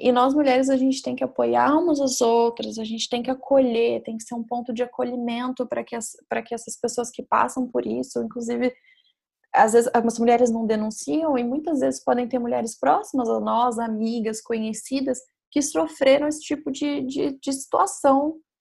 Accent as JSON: {"language": "Portuguese", "country": "Brazil"}